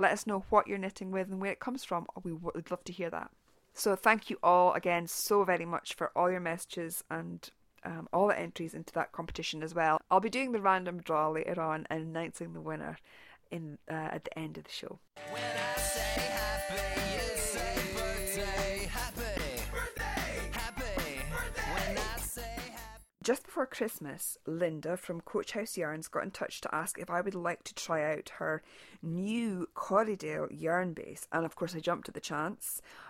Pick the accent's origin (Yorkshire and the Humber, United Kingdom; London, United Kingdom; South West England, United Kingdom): South West England, United Kingdom; I grew up in Dartmoor, or near it, and the thought of spinning or knitting with something from home really appeals to me.